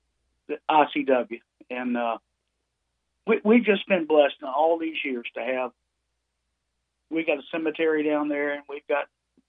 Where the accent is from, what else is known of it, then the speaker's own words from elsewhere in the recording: Matanzas, Florida, United States; And I grew up in Matanzas. So, I've just been surfing all my life.